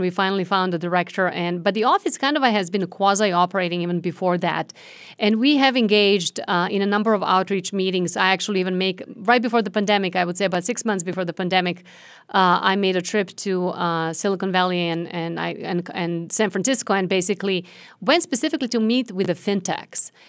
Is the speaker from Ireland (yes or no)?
no; Serbia; now in United States; I was born and raised in Serbia, former Yugoslavia